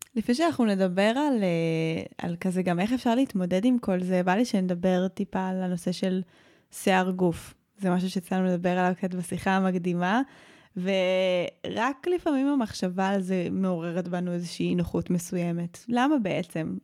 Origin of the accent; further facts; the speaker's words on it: Modi'in, Central District, Israel; גדלתי בעיר פשע, גדלתי במודיעין